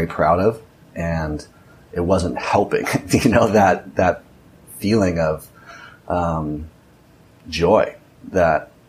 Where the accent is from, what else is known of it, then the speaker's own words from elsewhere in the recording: Orange County, California, United States; moved away as an adult; now in Nicaragua; I grew up in Orange County, California, Newport Beach, or Costa Mesa, to be exact